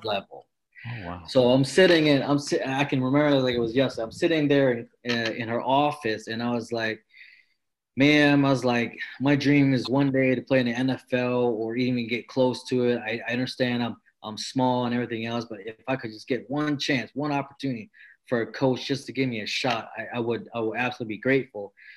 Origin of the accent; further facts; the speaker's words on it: Maryland, United States; also born or lived in French Camp, California; mom just took me and my sister to, to Maryland, and that's where we stayed.